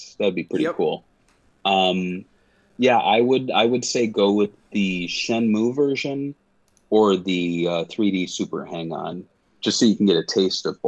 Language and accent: English; United States; I'm an American